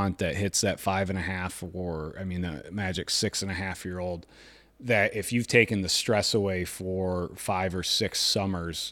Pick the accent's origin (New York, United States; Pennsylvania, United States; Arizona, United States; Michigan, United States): Michigan, United States; moved away; growing up in Michigan